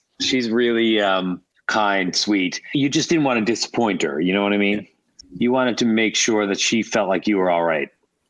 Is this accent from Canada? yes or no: yes; St. John's, Newfoundland and Labrador, Canada; also born or lived in Bell Island; So then I had to always say, well, I was born in Belle Island, grew up in the Gules.